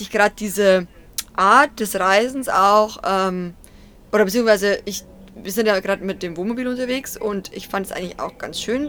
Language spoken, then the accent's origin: German; near Deggendorf, Bavaria, Germany; also born or lived in Munich; Also ich bin quasi in der Nähe von Deckendorf aufgewachsen.